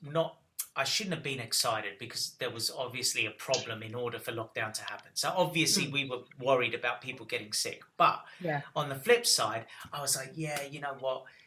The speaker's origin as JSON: {"language": "English", "country": "Australia", "tie": "born or raised there", "also_born_or_lived": "Cyprus (ancestry)", "moved": "as an adult", "lives_now": "England", "said": "And then we all moved to Australia when I was six. And I lived there until I was 22, 23, about that time."}